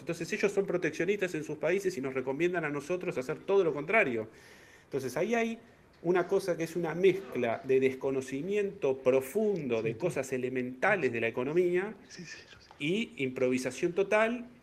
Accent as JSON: {"language": "Spanish", "country": "Argentina"}